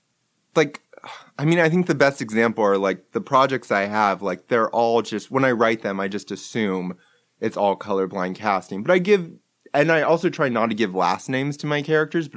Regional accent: Long Beach, California, United States; also born or lived in Miami; I grew up in Long Beach.

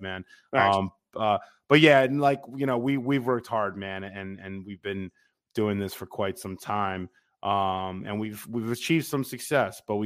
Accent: West Harrison, New York, United States; moved away as an adult; now in New York City, United States; we're both from West Harrison, New York, which is off of near White Plains

